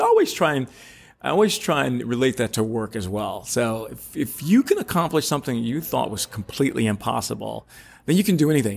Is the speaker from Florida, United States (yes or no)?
yes; Orlando, Florida, United States; Growing up in Orlando, I grew up with a father who worked at Disney all the time